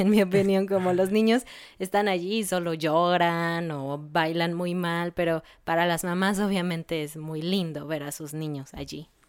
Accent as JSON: {"language": "Spanish", "country": "Mexico"}